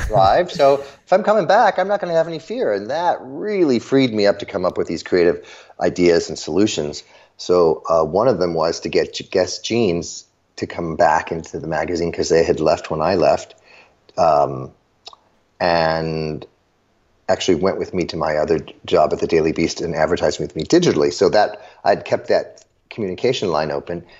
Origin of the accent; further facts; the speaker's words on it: Chicago, Illinois, United States; I grew up in the suburbs of Chicago.